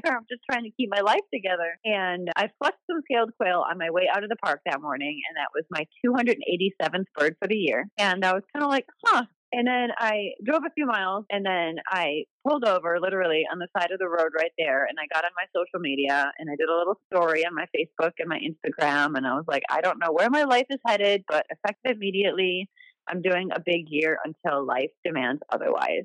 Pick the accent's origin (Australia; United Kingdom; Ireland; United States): United States; Wisconsin; I grew up in Wisconsin, and my mom and I took a, uh, an intro birding class at a local nature center